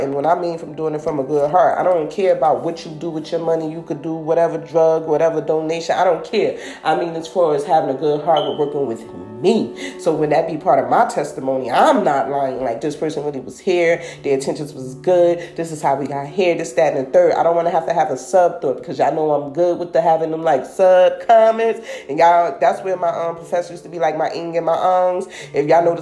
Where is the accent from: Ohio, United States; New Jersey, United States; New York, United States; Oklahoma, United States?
New Jersey, United States; I'm from New Jersey, so this is like my New Jersey community reality